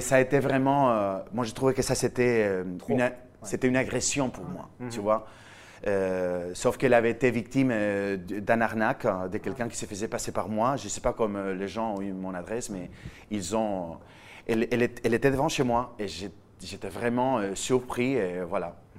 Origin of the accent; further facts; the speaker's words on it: Villajoyosa, Valencian Community, Spain; accent: Spanish; French is a second language; moved away as an adult; now in France; Je viens d'Alicante, je viens d'une petite ville au bord de la mer en Espagne qui s'appelle Villajoyosa.